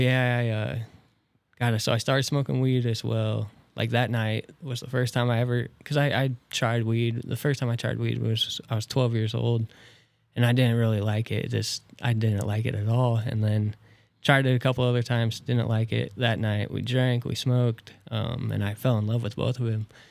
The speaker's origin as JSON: {"language": "English", "town": "Tilden", "region": "Nebraska", "country": "United States", "tie": "born or raised there", "also_born_or_lived": "Norfolk, Nebraska / Columbus, Nebraska / Neligh, Nebraska", "said": "born in Norfolk, raised in Tilden"}